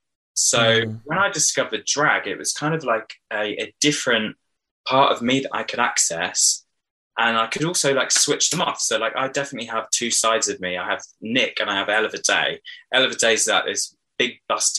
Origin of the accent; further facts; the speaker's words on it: Hoxne, Suffolk, East of England, United Kingdom; I grew up in Suffolk in a tiny village called Hoxton near Diss